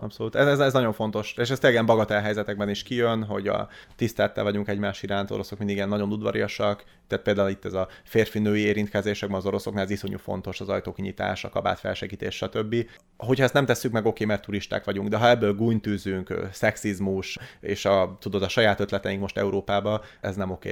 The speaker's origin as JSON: {"language": "Hungarian", "country": "Hungary", "also_born_or_lived": "Russia", "moved": "yes", "said": "magyarként, főleg magyarként"}